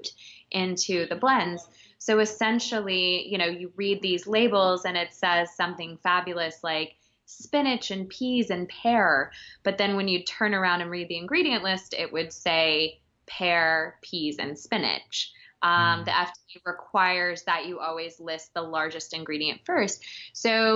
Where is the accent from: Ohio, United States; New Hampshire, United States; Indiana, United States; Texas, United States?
Texas, United States; now in New York City, United States; born and raised in Texas and moved to New York.